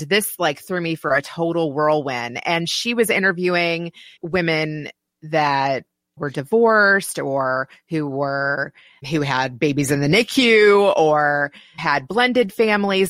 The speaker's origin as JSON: {"language": "English", "region": "Kentucky", "country": "United States", "tie": "born or raised there", "also_born_or_lived": "Silicon Valley", "moved": "yes", "lives_now": "Chicago, United States", "said": "my hometown of Kentucky"}